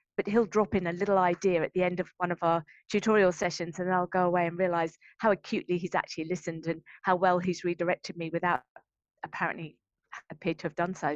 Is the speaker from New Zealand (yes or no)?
no; Brighton, South East England, United Kingdom; moved away as an adult; also born or lived in London; now in Brisbane, Australia; I'm from Brighton